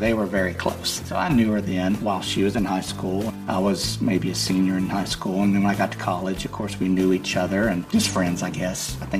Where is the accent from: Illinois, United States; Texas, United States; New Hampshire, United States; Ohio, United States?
Texas, United States; Bishop; I grew up in Bishop, Texas, a small town in South Texas. I grew up in the Christian family